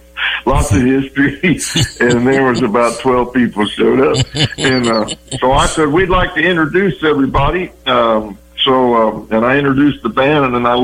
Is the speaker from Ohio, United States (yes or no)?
yes; Lebanon, Ohio, United States; Lebanon, Ohio.